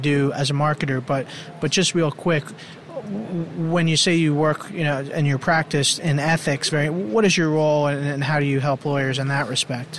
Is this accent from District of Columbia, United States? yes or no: no; East Hanover, New Jersey, United States; Because I grew up in East Hanover, New Jersey.